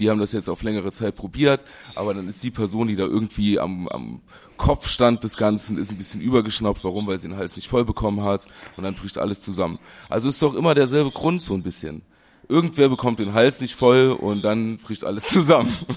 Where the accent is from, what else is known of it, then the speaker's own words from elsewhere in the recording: Germany; ich bin Deutscher